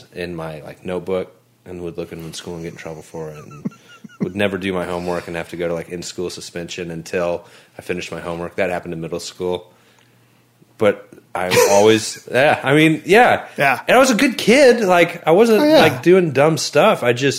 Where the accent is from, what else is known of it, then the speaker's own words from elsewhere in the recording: Kansas City, Missouri, United States; I was born in Kansas City.